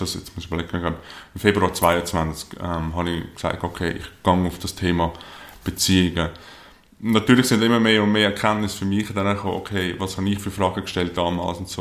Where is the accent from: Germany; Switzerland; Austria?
Switzerland; Lake Zurich, near Zurich; aufgewachsen hier in der Nähe von Zürich am Zürichsee